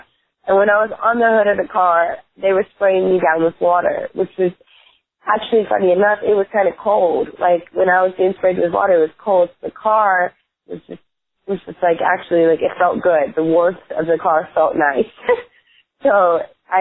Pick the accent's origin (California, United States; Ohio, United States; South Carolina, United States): South Carolina, United States; North Myrtle Beach; I am from North Myrtle Beach, by the way, which is a lot more classier. Myrtle Beach was our rivals in school